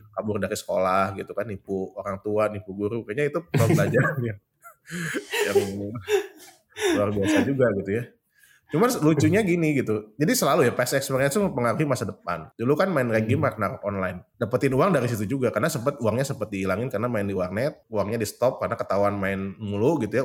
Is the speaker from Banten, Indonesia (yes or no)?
no; Bandung, West Java, Indonesia; gue tuh dibesarkan di Bandung ya karena memang asli Bandung itu lahir di Bandung.